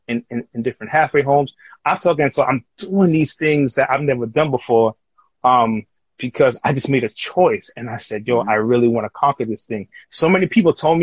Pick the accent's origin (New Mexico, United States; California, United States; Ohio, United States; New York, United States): New York, United States; New York City; Growing up as a kid, growing up in Queens